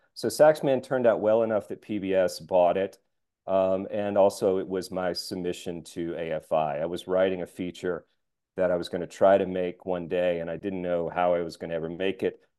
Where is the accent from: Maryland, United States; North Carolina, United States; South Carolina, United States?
North Carolina, United States; Asheville; my hometown of Asheville, North Carolina